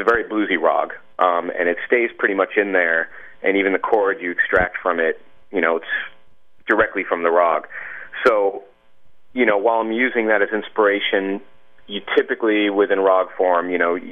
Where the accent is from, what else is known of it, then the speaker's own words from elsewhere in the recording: United States; I was born in America and, you know, I'm an Indian American